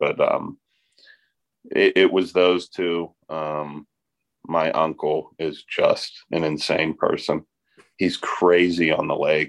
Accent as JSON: {"language": "English", "town": "McKeesport", "region": "Pennsylvania", "country": "United States", "said": "Well, yeah, I'm from McKeesport. That lies on the closest body of water of that is the Yauk River. The second close would be the Monongahela."}